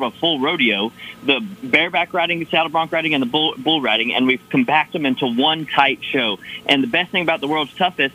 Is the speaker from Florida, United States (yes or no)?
yes; Florida, United States; We're both from Florida.